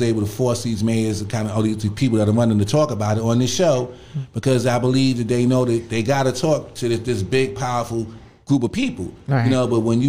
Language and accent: English; New York City, New York, United States; also born or lived in Queens, New York; I grew up in Bed-Stuy.